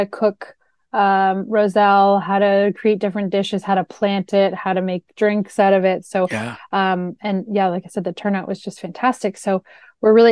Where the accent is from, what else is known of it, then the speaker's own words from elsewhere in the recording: Canada; moved away as an adult; now in Florida, United States; I'm from Canada. So this was something that I really came to know when I moved to Florida 6 years ago